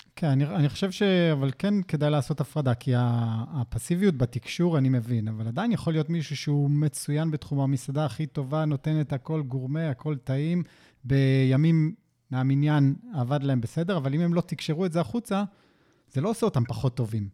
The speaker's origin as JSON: {"language": "Hebrew", "country": "Israel", "said": "אין לנו סבלנות כישראלים"}